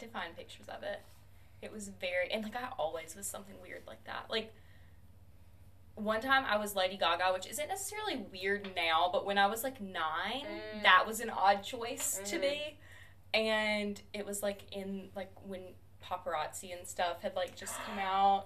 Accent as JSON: {"language": "English", "town": "Demopolis", "region": "Alabama", "country": "United States", "said": "I am a second year grad student from Demopolis, Alabama."}